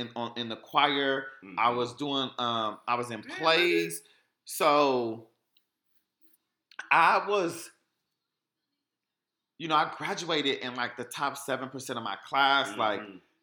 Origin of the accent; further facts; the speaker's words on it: Sugar Land, Texas, United States; I grew up in Sugar Land, Texas